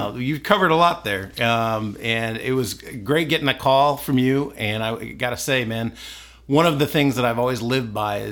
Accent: Columbus, Ohio, United States; moved away as an adult; also born or lived in California; I grew up in Columbus, Ohio

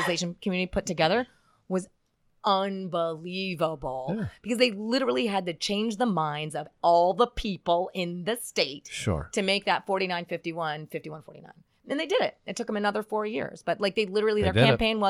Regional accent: Schuylkill County, Pennsylvania, United States; moved away as an adult; also born or lived in Philadelphia, Pennsylvania / Connecticut / Denver, Colorado; I'm originally from Schuylkill County, Pennsylvania

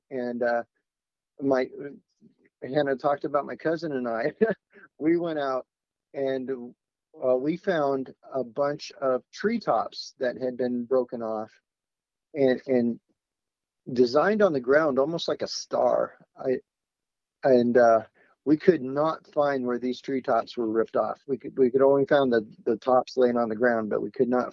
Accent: Oregon, United States; I grew up in Oregon

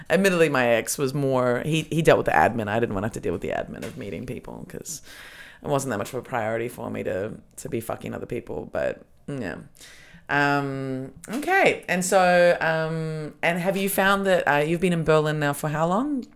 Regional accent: Australia; I grew up in Australia

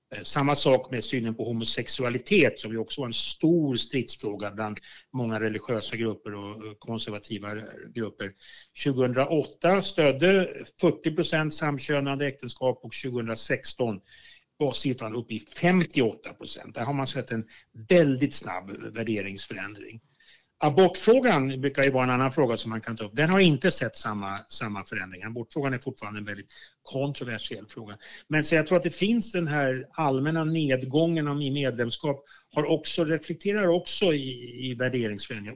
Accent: Sweden; jag som sekulariserad svensk

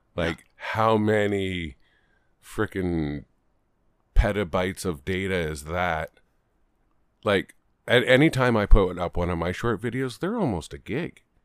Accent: Canada; we're Canadian.

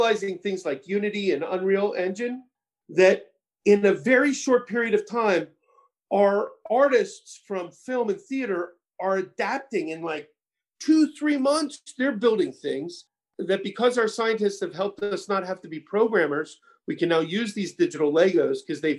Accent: Orlando, Florida, United States; moved away as an adult; I grew up in Orlando, right? From middle school, high school

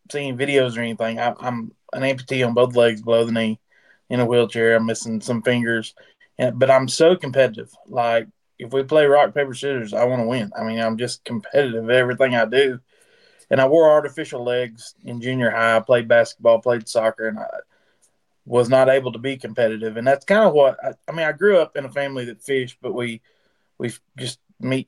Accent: Judsonia, Arkansas, United States; from Judsonia, Arkansas.

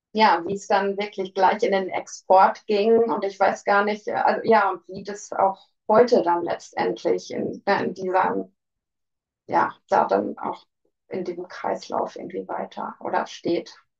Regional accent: Ruhr area, North Rhine-Westphalia, Germany; Ich komme aus dem Ruhrgebiet

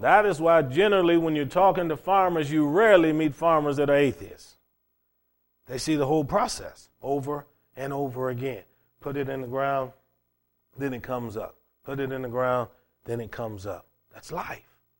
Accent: Cleveland, Ohio, United States; what I had growing up in Cleveland, Ohio in high school.

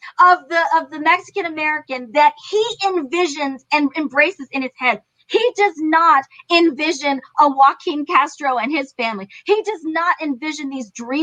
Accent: Iran; now in United States; I was born in Iran.

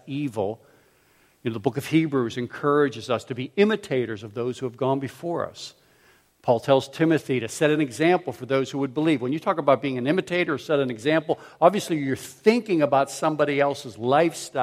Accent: Pittsburgh, Pennsylvania, United States; also born or lived in Philadelphia; I grew up in Pittsburgh where curbs were round and smooth

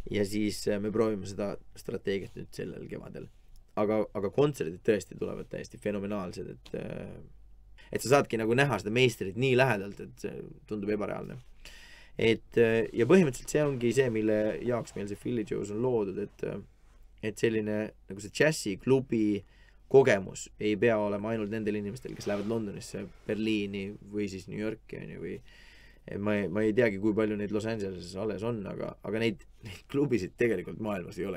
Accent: Estonia; et vabandust, et ma ei tea, kuidas need asjad käivad, ma olen lihtsalt Eestist, on ju.

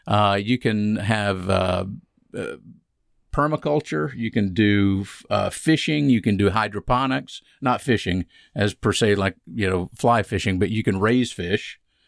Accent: Atlanta, Georgia, United States; I grew up in Atlanta. I mean, I was in Atlanta.

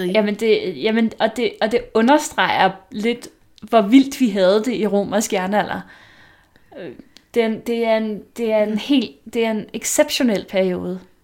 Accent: Vestegnen, Capital Region of Denmark, Denmark; Jeg er fra Vestegnen

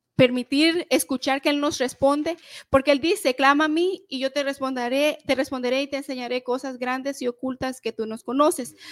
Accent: El Salvador; nosotros somos del Salvador

